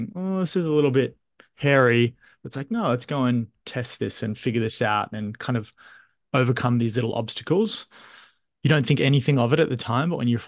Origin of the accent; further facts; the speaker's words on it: Australia; So my mind immediately goes to my childhood, single parent household. My mother was, you know, often working. So you kind of got that independence at an early age. You're often left at home. Growing up in Australia